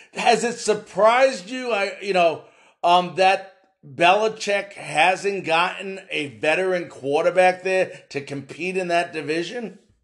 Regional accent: Long Island, New York, United States; I grew up in Long Island. I grew up a Jets fan

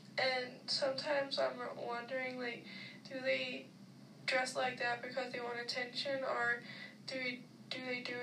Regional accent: Denmark; moved away as an adult; now in Texas, United States; I'm from Denmark

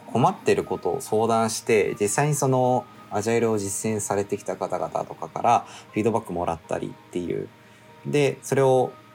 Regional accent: Sapporo, Hokkaido, Japan; also born or lived in Hakodate, Hokkaido; 出身は札幌市で、大学に入学、うん、と大学に入学したのをきっかけに函館に移動したという形になります。

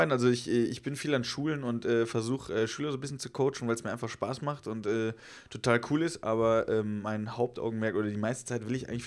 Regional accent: Rhineland-Palatinate, Germany; ursprünglich äh, komme ich aus dem Westerwald tatsächlich. Westerwald ist äh, gar nicht so weit weg von Köln, 60 Kilometer südlich von Köln.

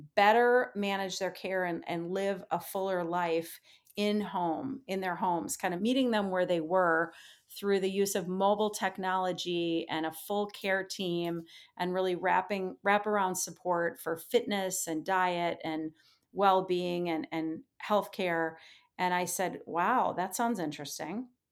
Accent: Minnesota, United States; moved away as an adult; I grew up a kid in the Midwest. I like to say I spent my first twenty-five years in the state of Minnesota, or thereabouts

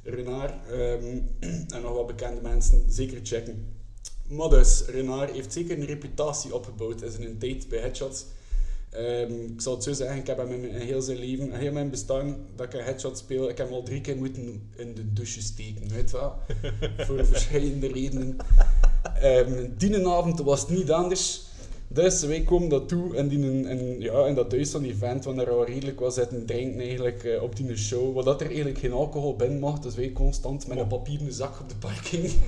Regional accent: Kortrijk, Flanders, Belgium; ik zelf van Kortrijk ben

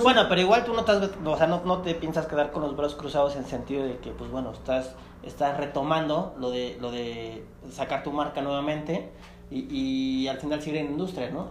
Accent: Chiapas, Mexico; yo soy de Chiapas

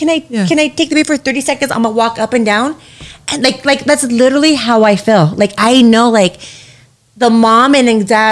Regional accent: Los Angeles, California, United States; you're from LA, like you're so dope. I'm like, no, I'm not from Hollywood.

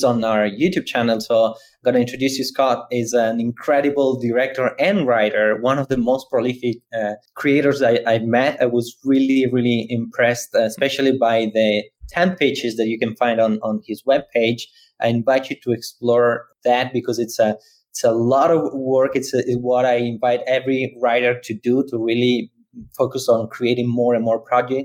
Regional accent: Italy; moved away; I'm from Italy, so I was in Milan

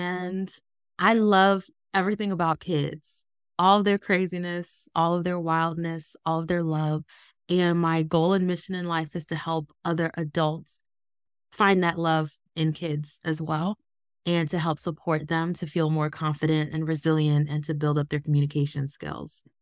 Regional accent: Ohio, United States; also born or lived in Los Angeles, California; when I was nine, my grandfather got sick in Ohio

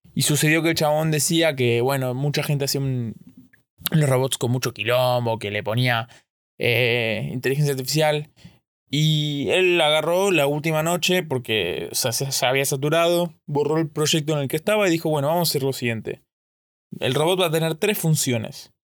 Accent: Argentina; yo soy de Argentina

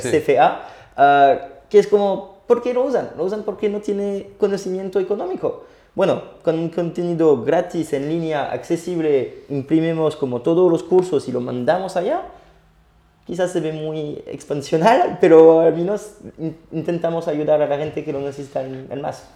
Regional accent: France; accent: French; Spanish is a second language; mi acento francés

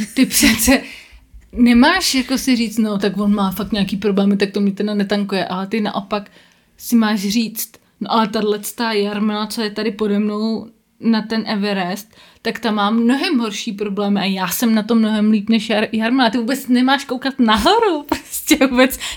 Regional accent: Prague, Czechia; já jsem jediný Pražák, který asi závidí Brno

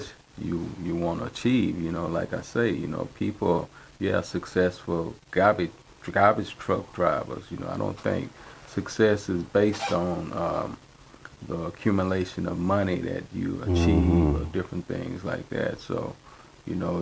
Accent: Houston, Texas, United States; I'm from Houston, Texas, Fifth Ward, a place that's known as the Bloody Nickel

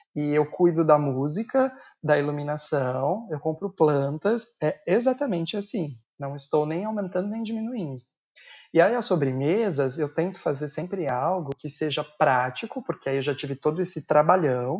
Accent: São Paulo, Brazil; also born or lived in Guarulhos; Eu sou de São Paulo, a minha família morava em Guarulhos

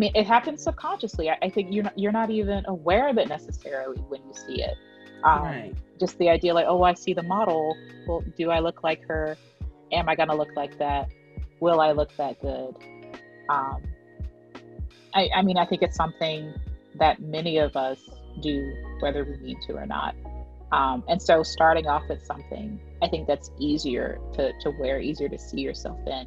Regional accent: Southern, United States; accent: Southern; my Southern accent

